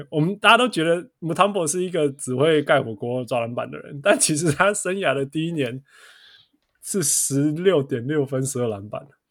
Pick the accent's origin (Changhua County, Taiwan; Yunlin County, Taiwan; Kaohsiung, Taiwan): Kaohsiung, Taiwan; accent: southern Taiwanese accent, mixed; also born or lived in Tainan; 因为我是高雄人